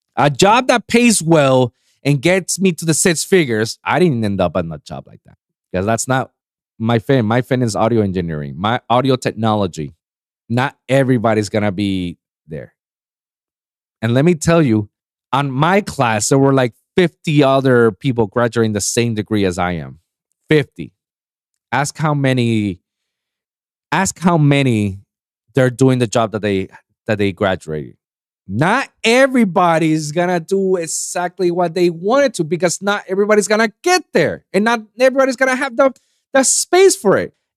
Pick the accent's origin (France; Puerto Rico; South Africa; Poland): Puerto Rico; now in United States; I never experienced racism in, in my country, in my, in my hometown, in my island